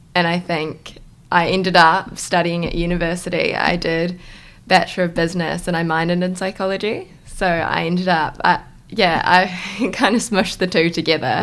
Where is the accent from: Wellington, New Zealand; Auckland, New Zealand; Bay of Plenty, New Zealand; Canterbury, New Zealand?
Auckland, New Zealand; moved away; I'm originally from Auckland